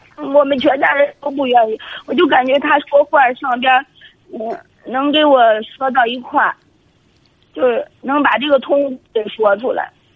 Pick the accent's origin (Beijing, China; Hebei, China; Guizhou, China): Hebei, China; Shijiazhuang; 我是河北省石家庄这边的